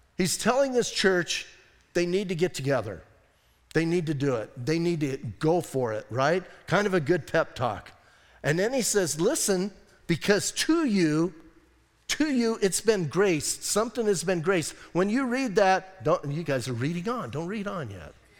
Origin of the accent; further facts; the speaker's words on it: Bisbee, Arizona, United States; I'm from Bisbee